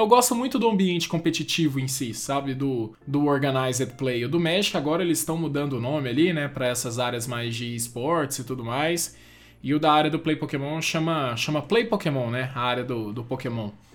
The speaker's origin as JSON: {"language": "Portuguese", "town": "Goiânia", "region": "Goiás", "country": "Brazil", "said": "Eu sou de Goiânia, moro em Goiânia."}